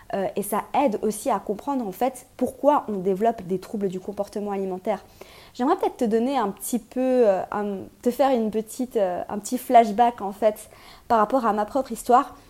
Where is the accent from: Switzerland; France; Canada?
Switzerland; je suis suisse